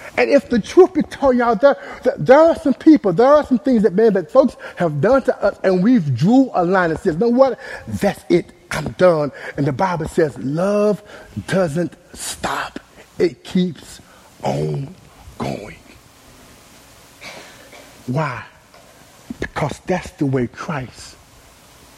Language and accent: English; Dallas, Texas, United States; I was born and raised in Oak Cliff, Texas